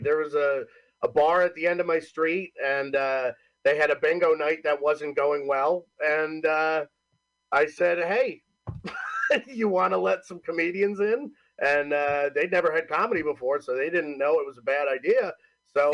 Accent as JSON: {"language": "English", "town": "Homer", "region": "New York", "country": "United States", "lives_now": "Cortland, United States", "said": "so technically I'm from Homer, New York, live in Cortland, New York, which is like 45 minutes south of Syracuse"}